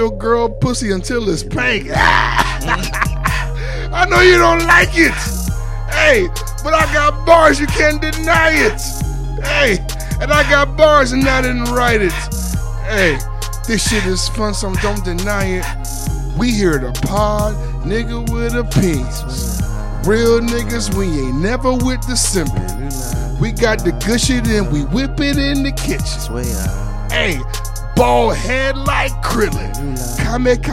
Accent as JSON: {"language": "English", "town": "Miami", "region": "Florida", "country": "United States", "said": "I'm from Miami."}